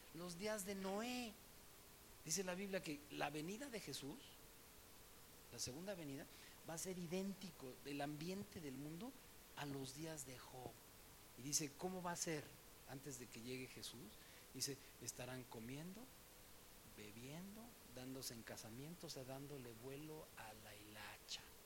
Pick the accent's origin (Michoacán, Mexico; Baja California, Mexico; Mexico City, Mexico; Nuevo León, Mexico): Mexico City, Mexico; me acuerdo en la escuela, en el DF donde yo estudié, eh, estaba yo en la secundaria